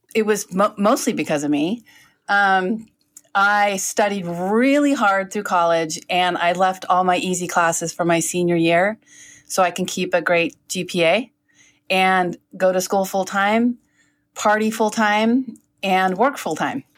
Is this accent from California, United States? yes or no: yes; South San Francisco, California, United States; originally, I'm from South San Francisco. We called it South City